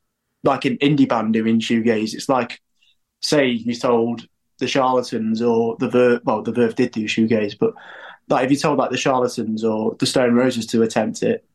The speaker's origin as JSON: {"language": "English", "town": "Derby", "region": "East Midlands", "country": "United Kingdom", "said": "Yeah, we're from Derby."}